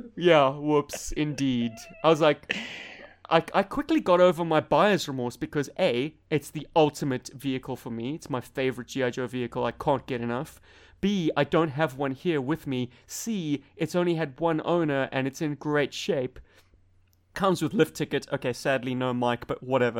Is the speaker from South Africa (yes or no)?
yes; Cape Town, Western Cape, South Africa; now in Australia; Bob and I come from Africa Light